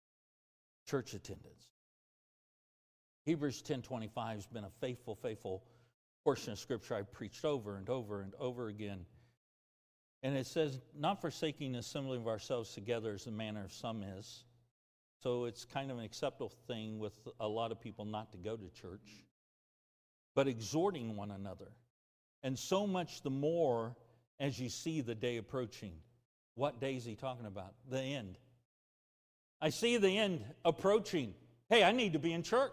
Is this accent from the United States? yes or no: yes; United States; I'm an American